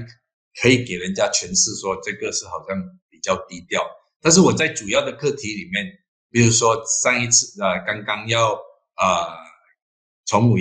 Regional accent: Malacca, Malaysia; 我本身是马六甲人，当然我对马六甲的这个不单单是了解，但是我也非常关心。我希望呢。啊，我自己的州也可以迎合改革的步伐，继续的发展下去。

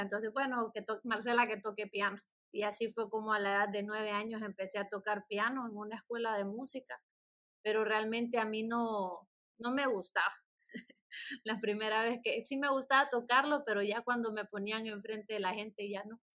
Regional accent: San Pedro Sula, Cortés, Honduras; soy originaria de San Pedro Sula, la ciudad de los Orzales.

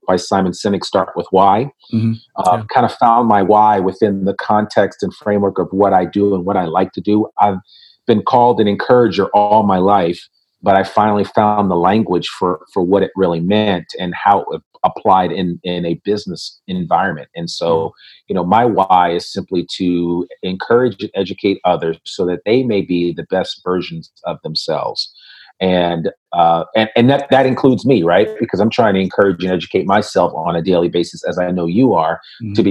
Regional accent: Richmond, Virginia, United States; I was born in Richmond, Virginia

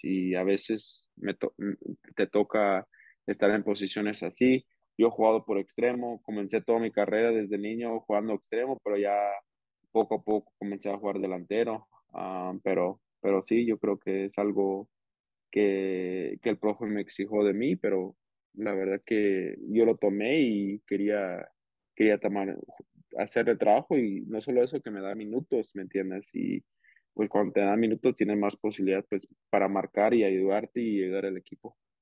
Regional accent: Portland, Oregon, United States; moved away as an adult; now in Salt Lake City, United States; Portland pues nací ahí

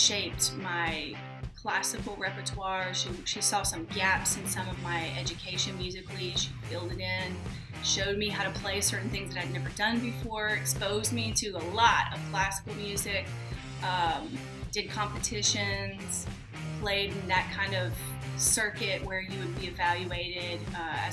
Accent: Southern Mississippi, United States; moved away as an adult; also born or lived in India; now in New York, United States; I'm from Southern Mississippi, actually. Was born and raised there about an hour from the Gulf Coast

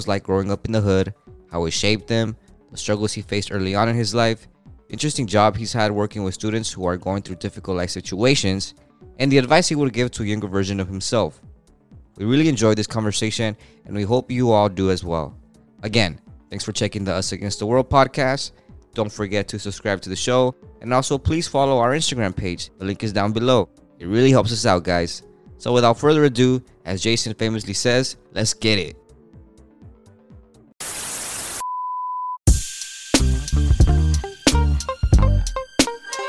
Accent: United States; My experience living in Park Lane, in the afternoon, I wouldn't really go out

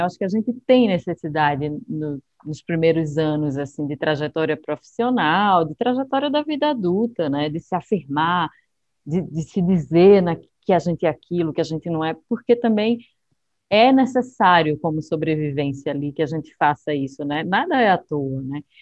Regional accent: Recife, Pernambuco, Brazil; moved away as an adult; now in São Paulo, Brazil; de onde eu venho, né? Eu acho que é, a gente realmente tem, as cores são mais intensas, né? o pernambucano é uma é um ser intenso

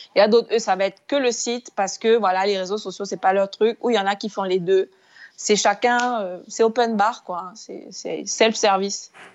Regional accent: Cameroon; je suis Camerounais

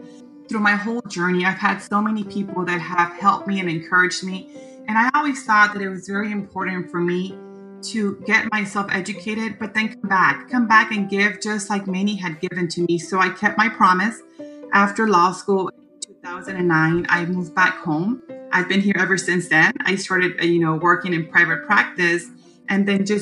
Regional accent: Mission, Texas, United States; also born or lived in McAllen, Texas / Michigan; I was raised in Mission, Texas, and I attended La Jolla High School

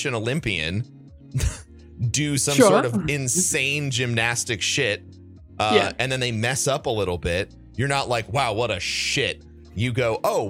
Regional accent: Midwest, United States; also born or lived in St. Louis; Culturally, I'm an American. I'm from the Midwest.

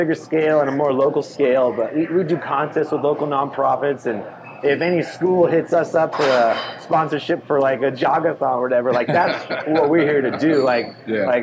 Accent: San Diego, California, United States; moved away as an adult; also born or lived in Bay Area; now in Long Beach, United States; I grew up in North County, San Diego, with a rich scene there.

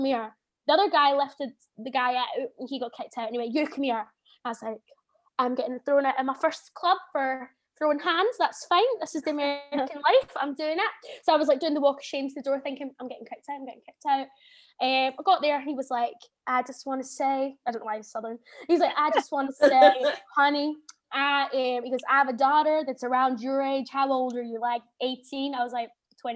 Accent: Scotland, United Kingdom; I'm Scottish

